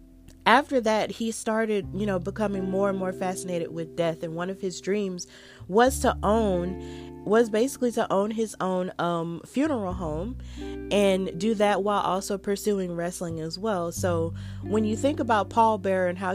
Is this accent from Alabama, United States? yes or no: yes; Birmingham, Alabama, United States; I'm from Birmingham. So Birmingham is in Jefferson County. That's in like the central part of Alabama.